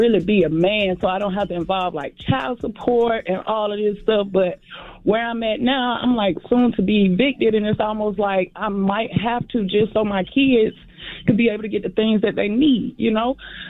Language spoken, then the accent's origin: English; Augusta, Georgia, United States; I'm from Augusta.